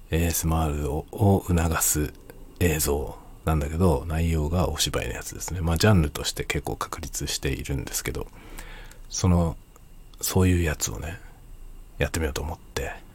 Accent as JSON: {"language": "Japanese", "country": "Japan", "first_language": "Japanese", "said": "ネイティブジャパニーズとして"}